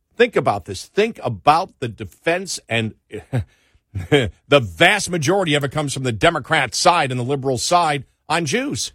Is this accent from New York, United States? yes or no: yes; New York, United States; I grew up in New York